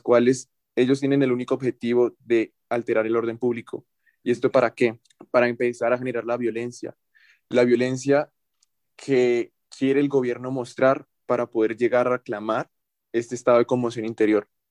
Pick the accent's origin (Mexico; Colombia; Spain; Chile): Colombia; nosotros como colombianos